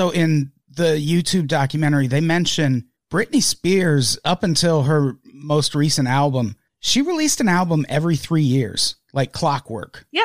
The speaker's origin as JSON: {"language": "English", "region": "Midwest", "country": "United States", "said": "I'm from the Midwest."}